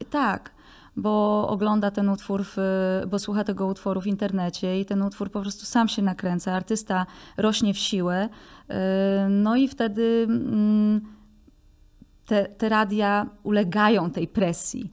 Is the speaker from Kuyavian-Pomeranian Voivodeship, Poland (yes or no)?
no; Tworków, Silesian Voivodeship, Poland; moją wioskę Tworków